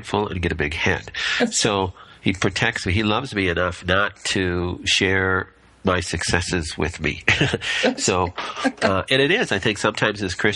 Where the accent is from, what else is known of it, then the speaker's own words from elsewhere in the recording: Minnesota, United States; also born or lived in Monterrey, Mexico; We're from Minnesota.